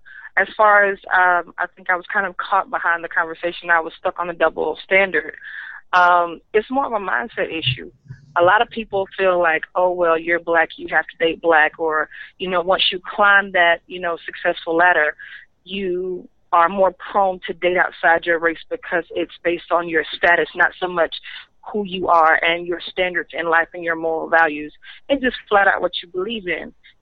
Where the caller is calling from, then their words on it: Summit, Georgia, United States; I'm calling from Summit in Georgia.